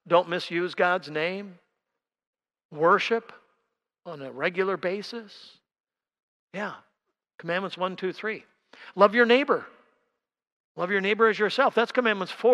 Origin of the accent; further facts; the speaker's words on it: Milwaukee, Wisconsin, United States; I grew up down in Milwaukee